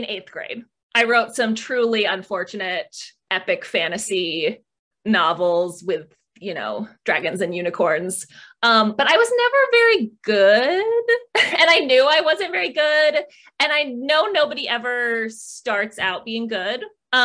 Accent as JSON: {"language": "English", "region": "Michigan", "country": "United States", "tie": "born or raised there", "moved": "as an adult", "lives_now": "San Diego, United States", "said": "growing up in Michigan"}